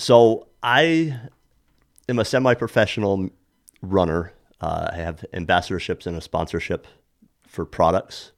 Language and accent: English; Saranac, New York, United States; born and raised in Saranac, New York, uh, the gateway of the Adirondacks